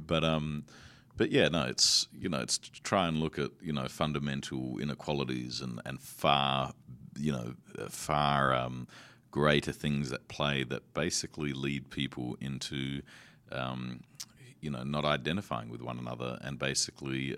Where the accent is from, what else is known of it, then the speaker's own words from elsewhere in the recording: Australia; I come from Australia.